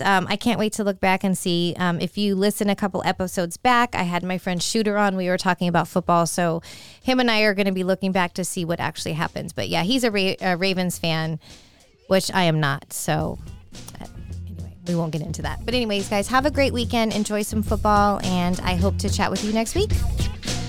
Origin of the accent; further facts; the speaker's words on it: San Francisco, California, United States; I do like the San Francisco forty-niners a lot because they're, you know, my hometown.